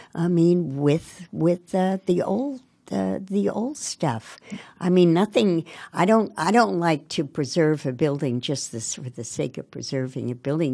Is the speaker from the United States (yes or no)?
yes; Montclair, New Jersey, United States; now in Newark, United States; I grew up in Montclair. My parents were born in Ireland.